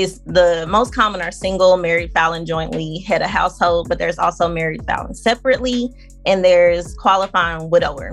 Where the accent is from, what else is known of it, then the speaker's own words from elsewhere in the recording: Arkansas, United States; moved away; I'm from Arkansas